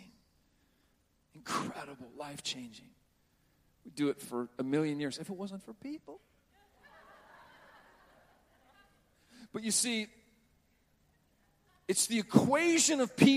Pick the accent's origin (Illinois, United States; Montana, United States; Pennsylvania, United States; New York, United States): Montana, United States; Butte; When I was growing up in Butte, Montana, it was terrible